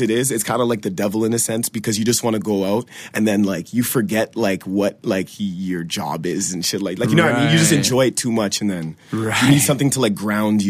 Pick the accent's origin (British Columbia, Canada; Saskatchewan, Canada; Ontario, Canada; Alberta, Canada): Ontario, Canada; Ottawa; It's worse in Ottawa because we live in a valley.